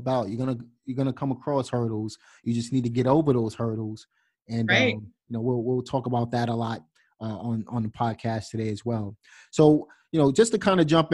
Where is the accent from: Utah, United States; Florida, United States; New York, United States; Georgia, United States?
New York, United States; New York City; I'm from Brooklyn, as you know, and we kind of have the same background.